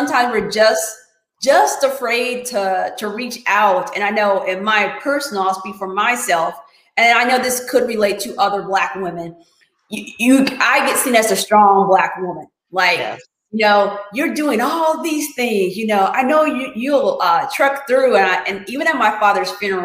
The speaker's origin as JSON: {"language": "English", "country": "United States", "tie": "born or raised there", "said": "I was born in America"}